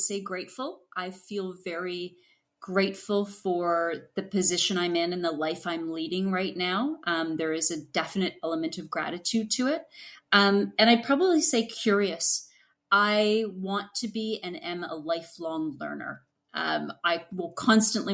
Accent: Ottawa, Ontario, Canada; I was from Ottawa, didn't have the French background

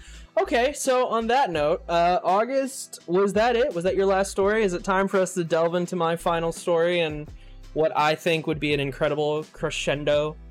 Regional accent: Ohio, United States; now in Bay Area, United States; I was born in Southern Ohio. Literally, like, you go right, like 5 minutes away, you go over the bridge over the river and you're in Kentucky. That's like, that's, I was like on the bottom little tip of Ohio

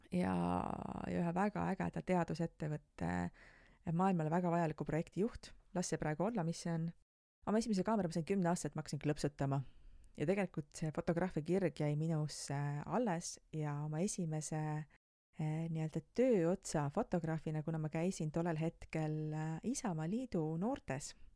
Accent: Tartu, Tartu County, Estonia; ma olen Tartust pärit

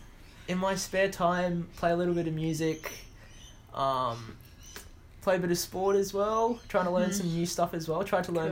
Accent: Australia; also born or lived in Pretoria, South Africa / Townsville, Australia; I am 19 years of age. I was born in Pretoria of South Africa. My parents are from India, but we moved to Australia when I was pretty young, about 3 or so, and I've lived here ever since.

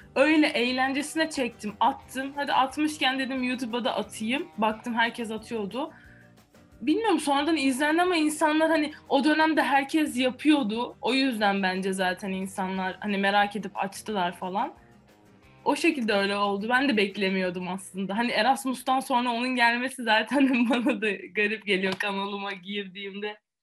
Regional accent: Antalya, Turkey; moved away as an adult; also born or lived in Italy; now in Poland; Antalya doğma büyüme Antalyalıyım

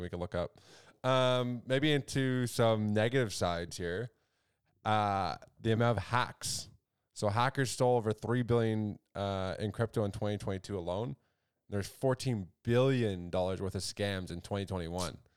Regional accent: Canada; we're Canadian as well

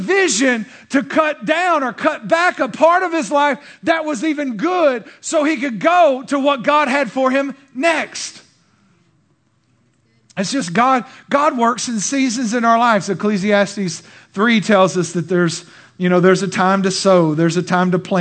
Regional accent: Texas, United States; I'm Texan

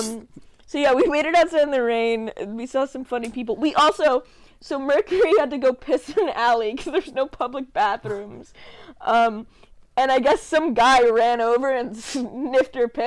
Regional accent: Connecticut, United States; We're from Connecticut.

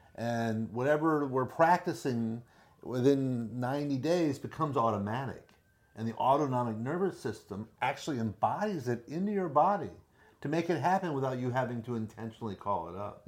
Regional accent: Miami, Florida, United States; Born and raised in Miami

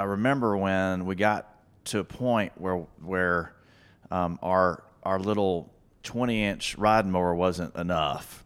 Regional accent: Florence, Alabama, United States; moved away as an adult; also born or lived in Birmingham, Alabama; North Alabama. I'm from Florence, Alabama

